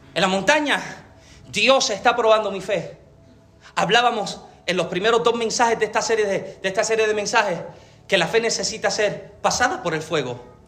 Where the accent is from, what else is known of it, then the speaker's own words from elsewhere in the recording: Puerto Rico; yo soy boricua